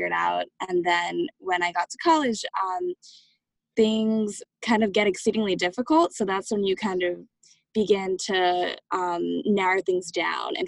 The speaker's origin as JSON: {"language": "English", "region": "New York", "country": "United States", "said": "I'm from New York originally"}